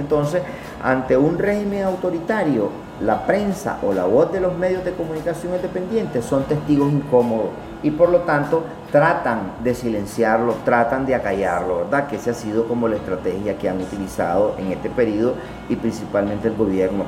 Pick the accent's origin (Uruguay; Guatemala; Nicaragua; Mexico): Nicaragua; yo como nicaragüense